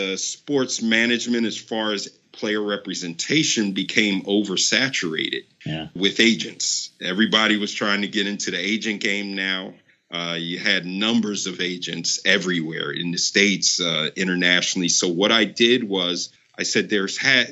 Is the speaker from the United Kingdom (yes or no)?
no; Nigeria; I'm Nigerian and I once played for the Nigerian national team in 1998